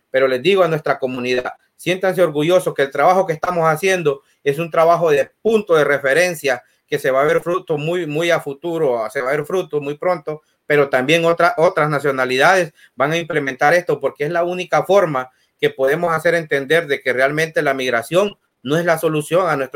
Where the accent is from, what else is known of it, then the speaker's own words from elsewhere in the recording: Honduras; Incluso nosotros como hondureños, yo le digo a nuestra comunidad, siéntanse orgullosos